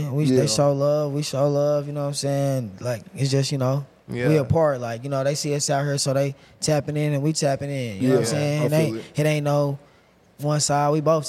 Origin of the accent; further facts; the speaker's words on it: Tulsa, Oklahoma, United States; I'm from a small town. I'm from Tulsa.